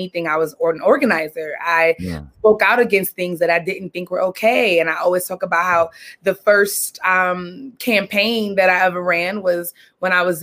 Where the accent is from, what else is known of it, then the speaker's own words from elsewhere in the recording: New York City, New York, United States; I grew up in Brooklyn, Brooklyn, East New York, pre-gentrified, the hood